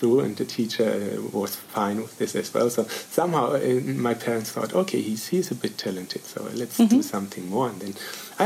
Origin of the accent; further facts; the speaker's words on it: Bavarian Forest, Germany; I grew up in a mini small village in Bavaria, in the Bavarian forest